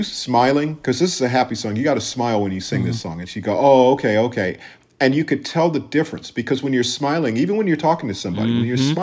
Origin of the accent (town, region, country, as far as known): Minneapolis, Minnesota, United States; born or raised there; moved away; also born or lived in Los Angeles